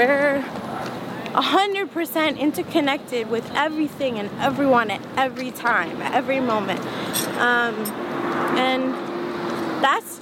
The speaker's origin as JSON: {"language": "English", "town": "Flint", "region": "Michigan", "country": "United States", "tie": "born or raised there", "said": "growing up in Flint"}